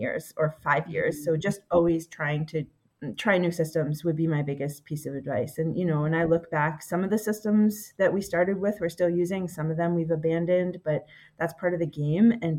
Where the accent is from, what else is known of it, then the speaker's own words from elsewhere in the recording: Pennsylvania, United States; moved away as an adult; also born or lived in Massachusetts; we moved back to my hometown in Pennsylvania